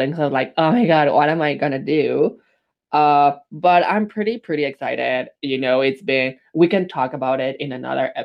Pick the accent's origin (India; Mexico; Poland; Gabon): Mexico; Mexico City; also born or lived in Montreal, Canada; now in Saskatoon, Canada; growing up in Mexico City, I've always been a big city boy